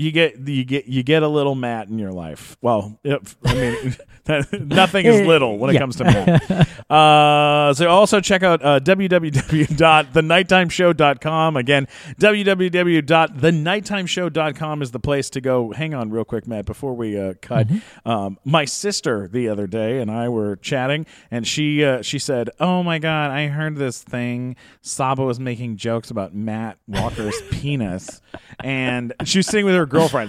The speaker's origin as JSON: {"language": "English", "country": "Canada", "said": "I'm Canadian"}